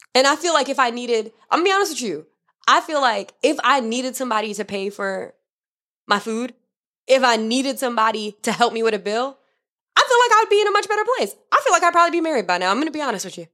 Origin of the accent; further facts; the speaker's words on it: Miami, Florida, United States; I grew up in Miami